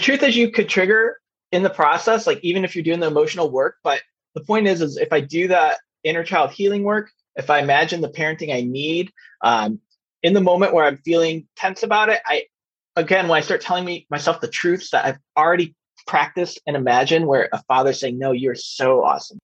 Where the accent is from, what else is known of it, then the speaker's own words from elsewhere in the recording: Chicago, Illinois, United States; I grew up in Chicagoland during the Jordan era